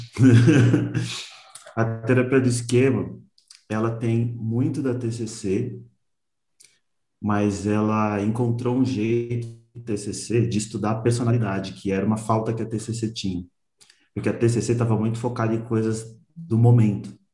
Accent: São Paulo, Brazil; eu sou daqui de São Paulo

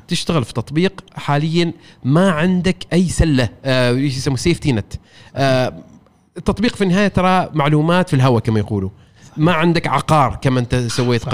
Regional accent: Oman; انا شخص عماني اشتغل في رياده الاعمال

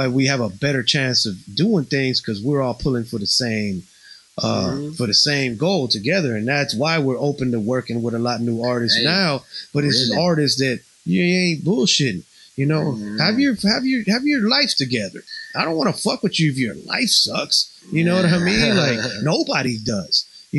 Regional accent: Houston, Texas, United States; English is a second language; also born or lived in Puerto Rico; I'm proud motherfucker born in Puerto Rico, baby. You know what I'm saying? I grew up in Houston, but I got there when I was like 10 years old. I had to learn how to speak English.

